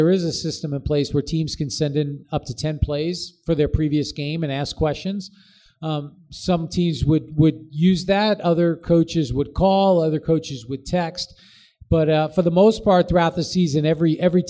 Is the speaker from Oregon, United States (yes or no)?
no; New York, United States; I grew up in New York